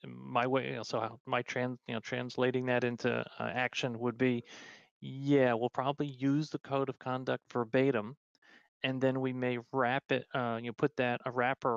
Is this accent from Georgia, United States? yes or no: no; New York, United States; I'm a New Yorker